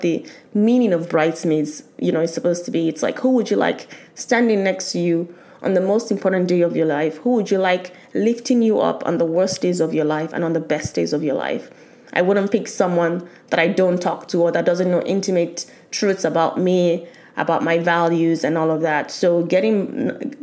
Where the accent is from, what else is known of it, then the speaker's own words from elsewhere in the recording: Nigeria; as a Nigerian, I'll still have the traditional wedding